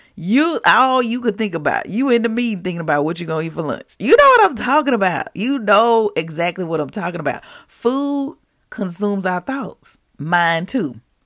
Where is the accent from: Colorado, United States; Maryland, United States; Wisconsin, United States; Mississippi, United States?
Mississippi, United States; I grew up in Mississippi